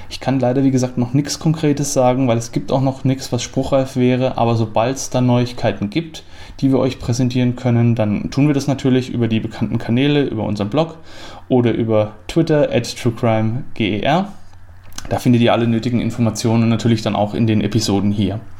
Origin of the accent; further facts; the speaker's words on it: Bavaria, Germany; Julius Streicher ist eine fränkische Persönlichkeit gewesen und ist mir als Franke natürlich deswegen auch irgendwo näher und, und vertrauter